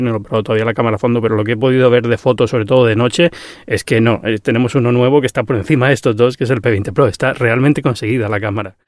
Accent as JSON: {"language": "Spanish", "region": "Canary Islands", "country": "Spain", "said": "soy canario"}